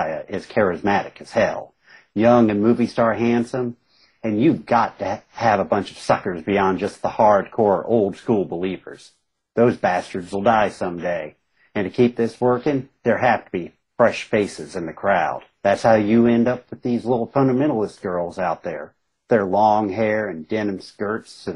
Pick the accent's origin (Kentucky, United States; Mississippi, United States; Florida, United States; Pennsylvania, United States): Kentucky, United States; Southern West Virginia, Eastern; I come from, I grew up in Eastern Kentucky, Southern West Virginia, grew up a lot in fundamentalist religions